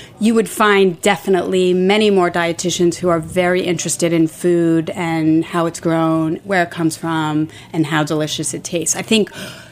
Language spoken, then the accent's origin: English; Port Jefferson, New York, United States; also born or lived in Stony Brook, New York; I grew up on Long Island